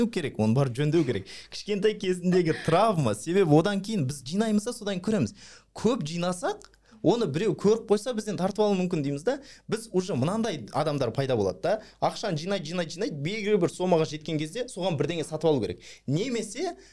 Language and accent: Kazakh; Almaty, Kazakhstan; мен ә, нағашыларым қолында өскенмін нағашыларым қолында апам бар мен әжемді апа дейміз да бізде қазақ ну алматыда апам бар